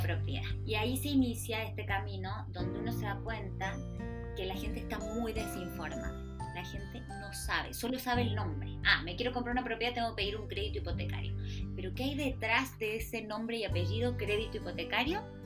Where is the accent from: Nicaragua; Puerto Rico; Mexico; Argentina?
Argentina; moved away as an adult; now in Chile; soy una mujer argentina que lleva 18 años en Chile ya